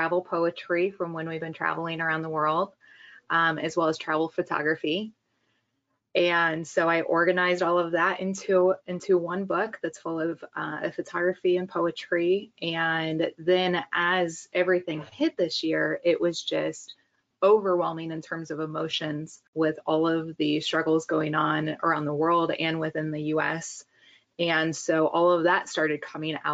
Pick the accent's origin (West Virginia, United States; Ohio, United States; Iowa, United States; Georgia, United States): Iowa, United States; also born or lived in Kansas City; now in New York City, United States; I'm originally from Iowa.